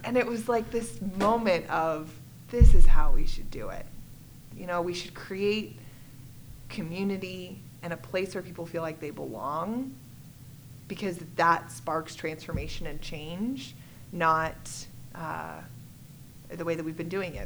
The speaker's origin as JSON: {"language": "English", "town": "Littleton", "region": "Colorado", "country": "United States", "tie": "born or raised there", "said": "I grew up in Littleton, Colorado. I'm one of those rare Colorado natives"}